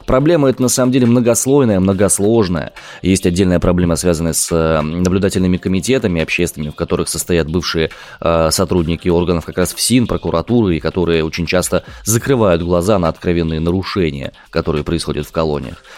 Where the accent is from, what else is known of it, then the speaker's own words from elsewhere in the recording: Omsk, Omsk Oblast, Russia; я родом из Омска.